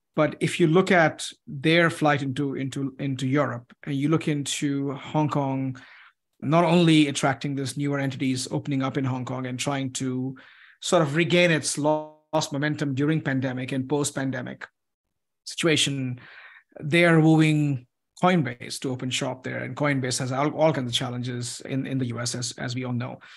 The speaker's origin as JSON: {"language": "English", "country": "United States", "said": "as an American"}